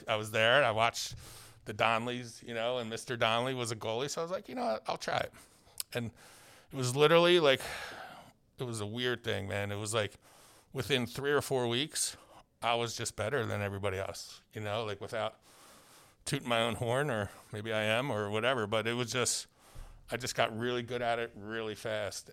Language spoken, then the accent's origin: English; Philadelphia, Pennsylvania, United States; I grew up literally in Philadelphia